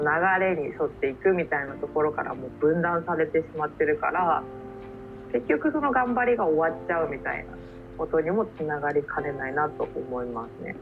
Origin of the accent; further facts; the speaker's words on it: Tokyo's 23 wards, Japan; 生まれ育った23個を離れ心機一転、えー、一人暮らしを始めようと思います